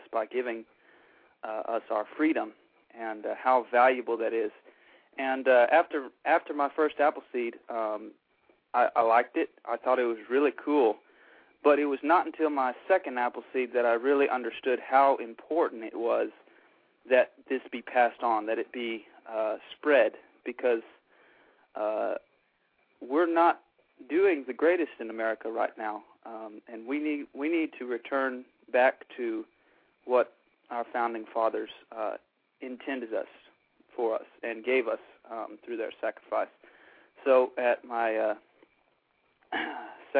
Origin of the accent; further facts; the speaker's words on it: Corpus Christi, Texas, United States; I come from Nueces County around the Corpus Christi area of Texas